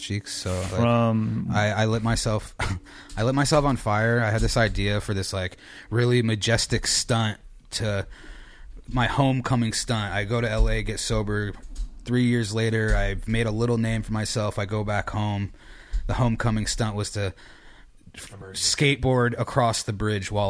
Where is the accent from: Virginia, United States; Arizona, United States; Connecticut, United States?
Connecticut, United States; moved away as an adult; now in California, United States; I'm originally from Connecticut